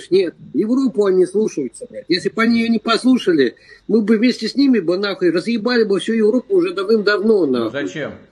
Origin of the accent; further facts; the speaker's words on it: Russia; Я из, из России, мне вообще все равно